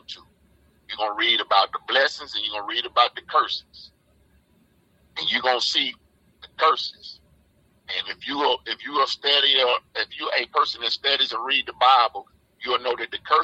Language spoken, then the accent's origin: English; the South, United States; I'm from the South